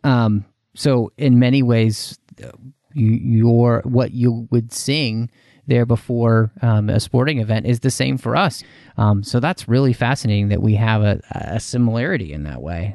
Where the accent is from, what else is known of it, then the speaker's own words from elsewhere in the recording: United States; speaking as an American